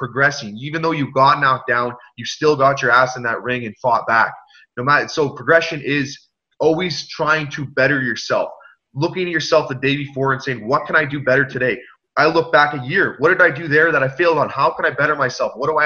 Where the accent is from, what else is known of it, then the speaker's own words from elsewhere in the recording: Canada; I'm a Canadian, very proud